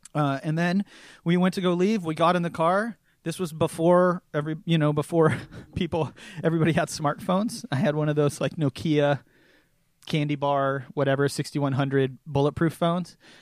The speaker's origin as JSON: {"language": "English", "town": "Seattle", "region": "Washington", "country": "United States", "tie": "born or raised there", "said": "born and raised in the Seattle area"}